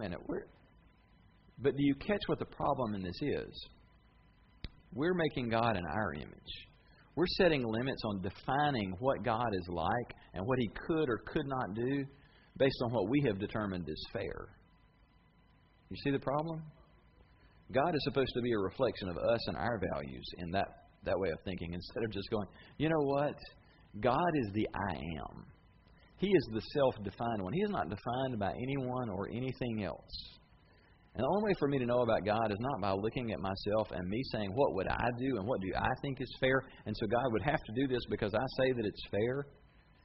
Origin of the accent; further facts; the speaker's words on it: United States; I'm tickled to be an American